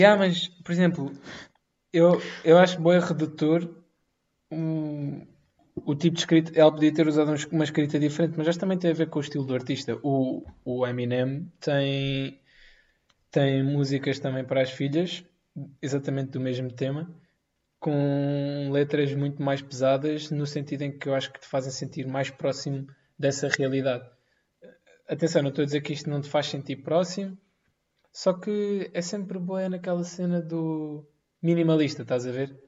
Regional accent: Amadora, Lisbon, Portugal; eu sou da Madorna

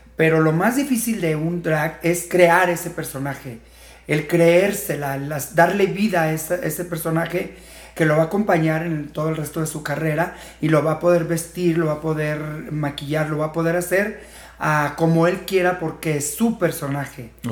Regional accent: Fresnillo, Zacatecas, Mexico; also born or lived in Tijuana; now in Guadalajara, Mexico; soy de Fresnillo, Zacatecas, pero más de 20 años viniendo por acá esporádicamente

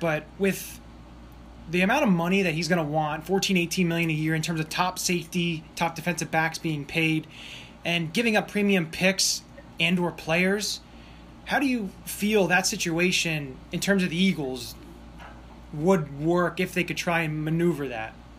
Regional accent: Emmaus, Pennsylvania, United States; I grew up here.

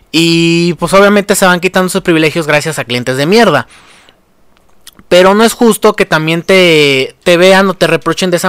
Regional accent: Mexico; Porque somos mexicanos y los mexicanos somos corruptos

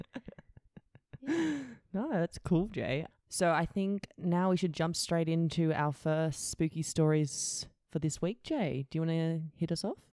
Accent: Canberra, Australian Capital Territory, Australia; also born or lived in Indonesia; now I'm back in Canberra with all my high school friends

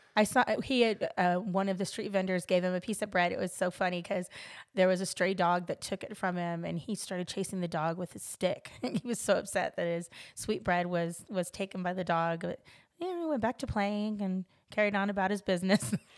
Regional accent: Los Angeles, California, United States; I'm from Los Angeles, California.

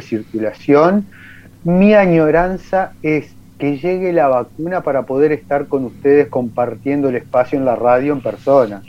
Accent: Uruguay; lo que nosotros estamos acostumbrados a consumir en Uruguay

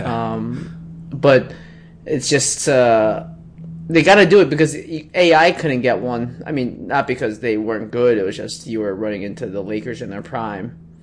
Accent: Philadelphia, Pennsylvania, United States; I'm from Philly.

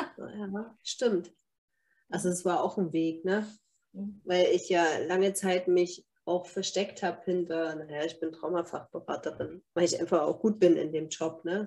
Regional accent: Germany; bei uns in Deutschland

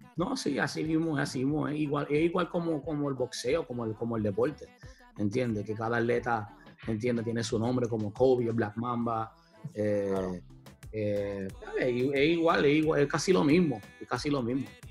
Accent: Puerto Rico; moved away; also born or lived in New York; uno de los barrios que yo me crié en Puerto Rico

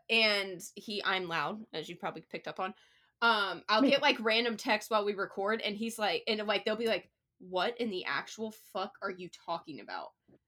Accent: Ohio, United States; moved away as an adult; also born or lived in Nashville; now in Charlotte, United States; I'm from a rural, like, small town in Ohio. So, like, when I was, like, I did law school in Nashville, and I was like, okay, this is pretty good. Came to Charlotte

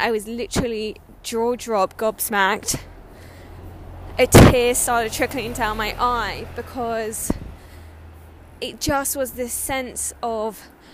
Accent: Sydney, New South Wales, Australia; now in London, United Kingdom; I was born in Sydney, Australia, and I have deep-rooted connection to that country

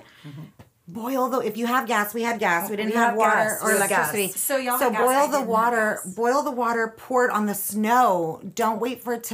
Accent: Del Rio, Texas, United States; now in Austin, United States; I grew up in Del Rio, Texas

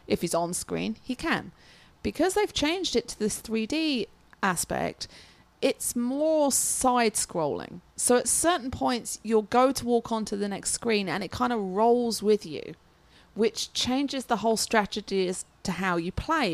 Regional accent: England, United Kingdom; I'm English

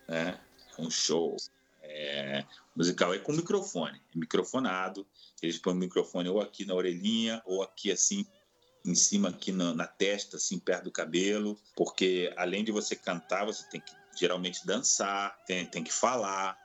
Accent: Brazil; eu como sendo europeu, meu, eu ia com passaporte europeu, sou brasileiro também, eu tenho os dois passaportes

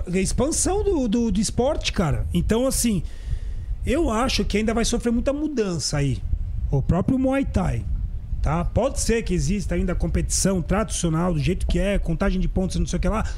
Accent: São Paulo, Brazil; Eu sou paulistano, nasci mesmo na capital aqui

